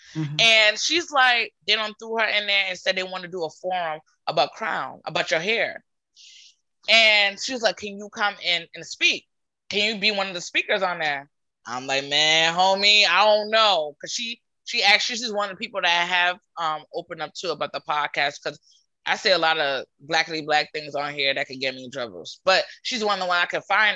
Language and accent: English; Providence, Rhode Island, United States; I grew up in Providence, Rhode Island